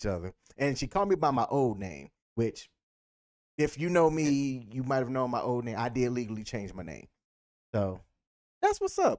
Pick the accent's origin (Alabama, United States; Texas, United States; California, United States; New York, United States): Alabama, United States; Anniston; Yeah, I am from Anniston, Alabama.